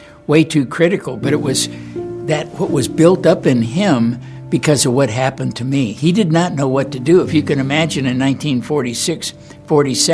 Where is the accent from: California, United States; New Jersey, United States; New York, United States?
California, United States; Los Angeles; I was born and raised in Los Angeles, California.